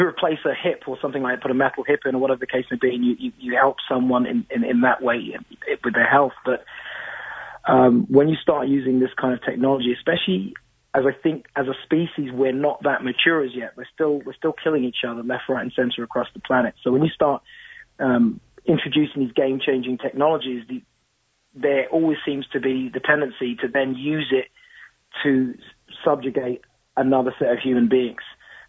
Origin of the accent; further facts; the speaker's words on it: London, United Kingdom; And also growing up in London, you know, very old society, ghosts come with the territory, right?